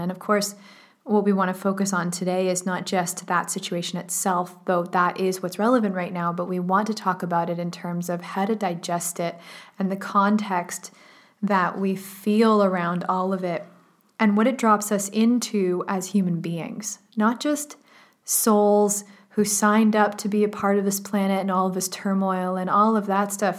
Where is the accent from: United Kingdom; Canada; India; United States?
Canada; I grew up in Canada